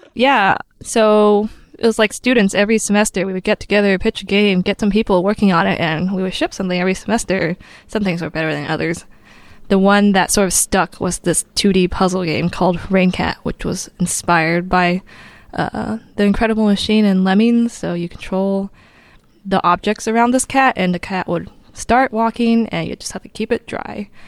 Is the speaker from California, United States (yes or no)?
yes; Southern California, United States; moved away as an adult; also born or lived in Pittsburgh, Pennsylvania; I'm from Southern California